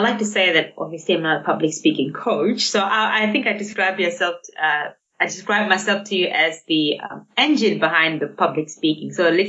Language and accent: English; Singapore; I grew up in Singapore and while we were growing up, my brother had a very bad stutter.